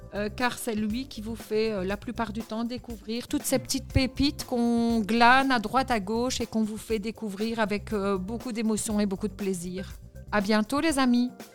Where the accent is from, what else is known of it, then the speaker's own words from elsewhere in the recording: Belgium; En tant que Belge